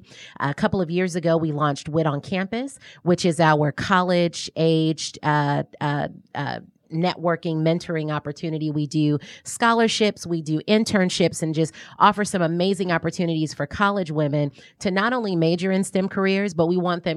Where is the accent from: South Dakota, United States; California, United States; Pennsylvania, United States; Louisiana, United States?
Louisiana, United States; New Orleans; now in Atlanta, United States; Long story short, New Orleans.